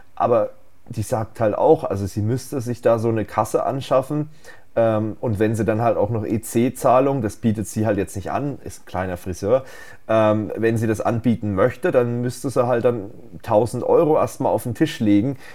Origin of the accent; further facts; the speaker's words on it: Germany; bei uns in Deutschland